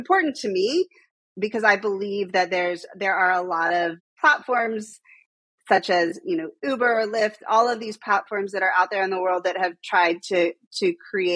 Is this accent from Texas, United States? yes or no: yes; Texas, United States; now in New York, United States; I'm also from Texas